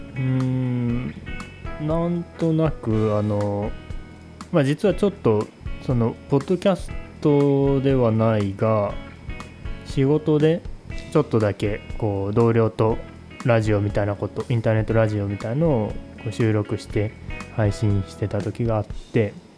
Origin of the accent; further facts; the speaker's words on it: Nagoya, Aichi, Japan; moved away as an adult; also born or lived in Omori, Oda, Shimane; now in Oda, Japan; 地元は名古屋なんですけどこの大森町に移住してきて今年で12年